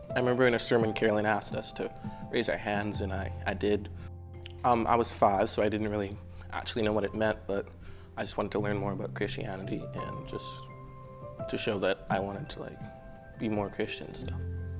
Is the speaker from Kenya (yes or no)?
no; Canada; also born or lived in Haiti; I came to Canada when I was 4 from Haiti.